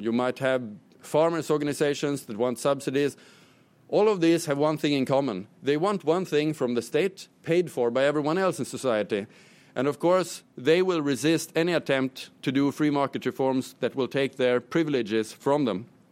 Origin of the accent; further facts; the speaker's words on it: Sweden; my home country, Sweden